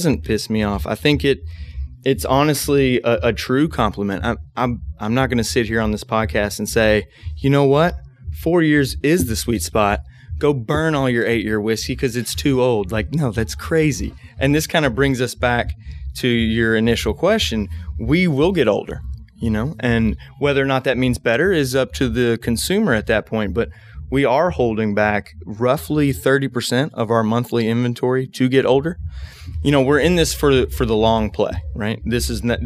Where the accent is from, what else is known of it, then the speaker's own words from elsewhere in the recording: Bardstown, Kentucky, United States; I was born and raised in Bardstown